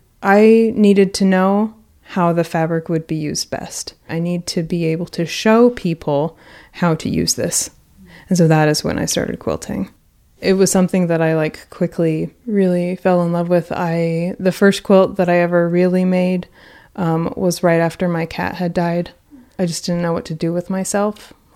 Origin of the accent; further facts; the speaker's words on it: Houston, Texas, United States; Because we are from Houston, there were tons and tons of fabric stores, and they were all really spread out.